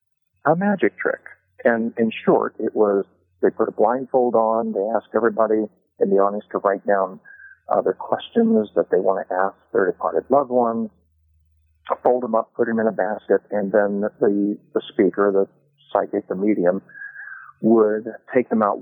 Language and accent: English; Kokomo, Indiana, United States; I grew up in Kokomo, Indiana